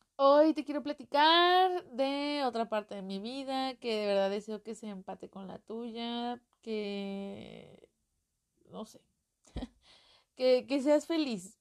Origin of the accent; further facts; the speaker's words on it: Mexico; accent: Mexican; Yo soy mexicana, creo que ya lo notaron en el acento